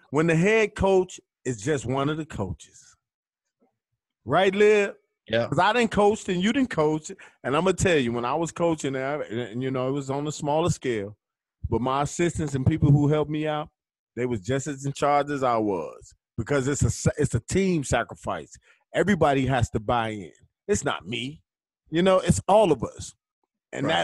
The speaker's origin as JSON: {"language": "English", "town": "Chicago", "region": "Illinois", "country": "United States", "said": "I'm from Chicago"}